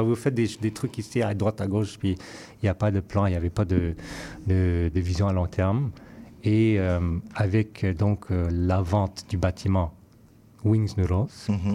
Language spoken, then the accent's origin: French; Vancouver, British Columbia, Canada; now in Montreal, Canada; je suis originaire de Vancouver